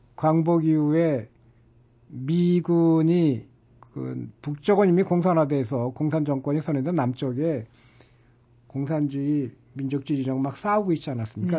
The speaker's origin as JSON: {"language": "Korean", "region": "Incheon", "country": "South Korea", "tie": "born or raised there", "said": "이제 저처럼 토박이 인천인들은"}